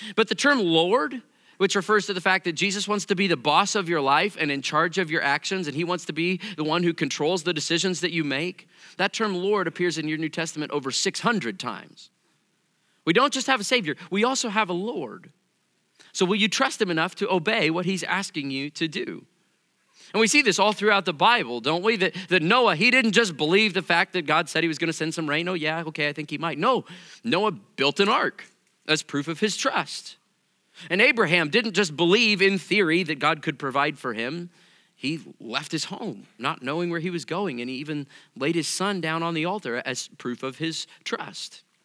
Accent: Missouri, United States; I come from Missouri

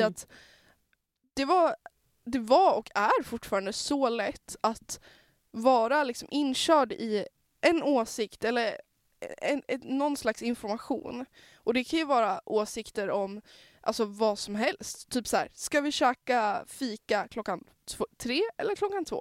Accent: Norrland, Sweden; jag är norrlänning

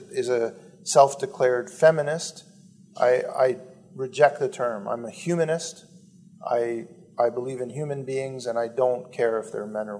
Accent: Canada; I'm 49. I grew up in Canada, one of the richest countries in the world.

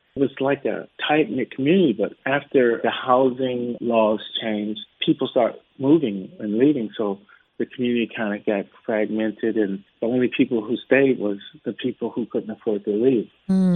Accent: United States; I'm an American. I've been in the states

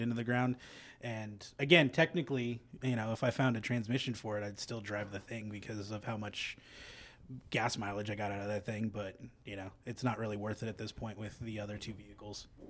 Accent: Central California, United States; moved away; I grew up in Central California

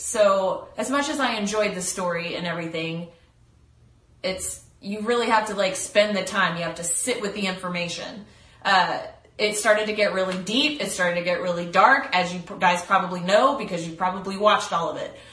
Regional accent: Texas, United States; I'm from Texas. We're from the same areas. We've lived in the same towns.

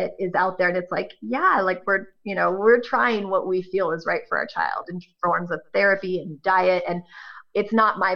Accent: Northern California, United States; I'm from Northern California

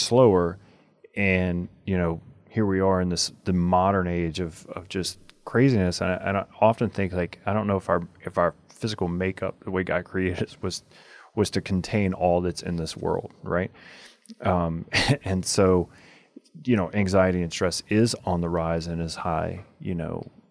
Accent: United States; our American culture

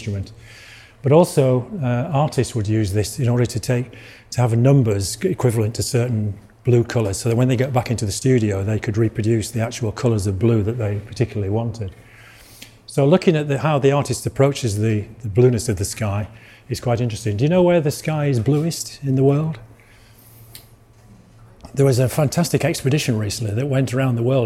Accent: Yorkshire and the Humber, United Kingdom; accent: Yorkshire; now in Malvern, United Kingdom; I come from Yorkshire originally, you can probably tell from my accent. But I live near Malvern now.

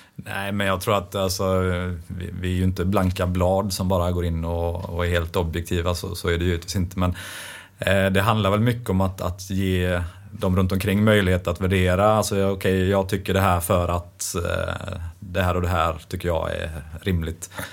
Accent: Västergötland, Västra Götaland, Sweden; accent: västgöte; Det hörs ju att jag är västgöte

